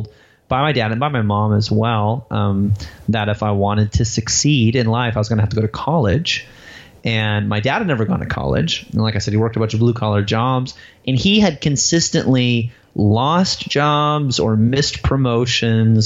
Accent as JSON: {"language": "English", "town": "Waterman", "region": "Illinois", "country": "United States", "tie": "born or raised there", "said": "I grew up in a town called Waterman, Illinois, which had a population of about 1,100 people. It was in northern Illinois, about an hour outside of Chicago"}